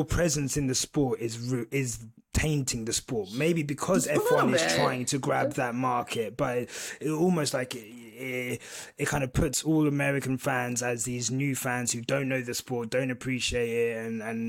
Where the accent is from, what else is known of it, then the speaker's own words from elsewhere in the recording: United Kingdom; I am British.